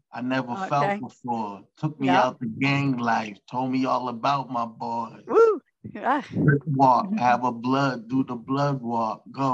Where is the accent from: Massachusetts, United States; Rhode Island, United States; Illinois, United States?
Massachusetts, United States; Stoughton; I grew up in Stoughton.